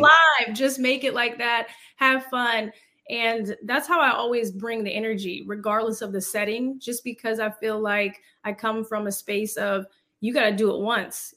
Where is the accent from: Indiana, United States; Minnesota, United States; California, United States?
California, United States; Fremont; moved away as an adult; also born or lived in Hayward, California / Los Angeles; I grew up in Fremont